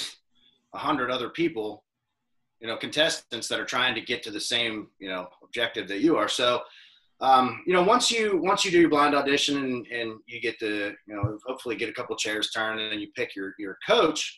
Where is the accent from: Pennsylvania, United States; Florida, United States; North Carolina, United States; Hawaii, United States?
Pennsylvania, United States; Crescent; now in Nashville, United States; where I'm from Pennsylvania, a real small town called Crescent